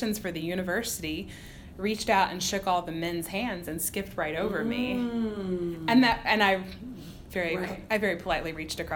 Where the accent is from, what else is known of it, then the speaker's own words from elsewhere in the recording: Southern Illinois, United States; moved away as an adult; also born or lived in Mississippi; now in Virginia, United States; I was very sheltered as a small town Midwestern girl